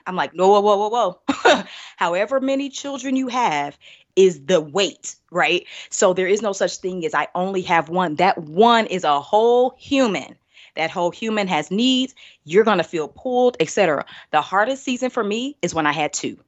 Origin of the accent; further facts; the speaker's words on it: Indianapolis, Indiana, United States; also born or lived in Birmingham, Alabama; I'm originally from Indianapolis, born, raised